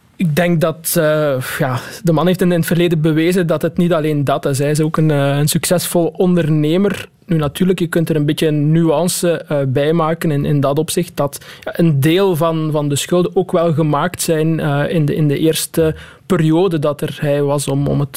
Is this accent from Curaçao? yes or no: no; Waasmunster, Flanders, Belgium; ik kom van Wasmunster